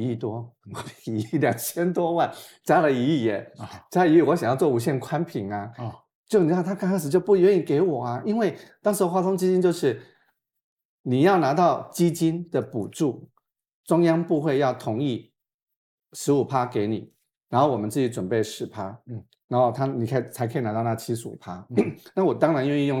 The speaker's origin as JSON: {"language": "Chinese", "region": "Taipei", "country": "Taiwan", "said": "啊，我自己从台北来的，"}